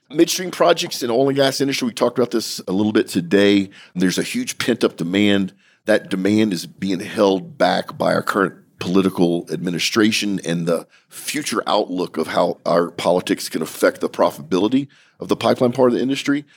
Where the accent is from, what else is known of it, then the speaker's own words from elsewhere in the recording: United States; as an American.